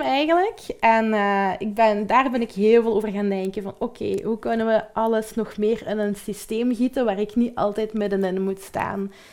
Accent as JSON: {"language": "Dutch", "country": "Belgium", "said": "we zijn typische Belgen ook"}